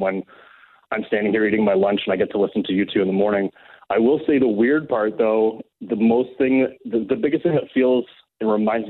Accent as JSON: {"language": "English", "town": "Hamilton", "region": "Ontario", "country": "Canada", "tie": "born or raised there", "moved": "as an adult", "said": "I was born and raised in the Hamilton area"}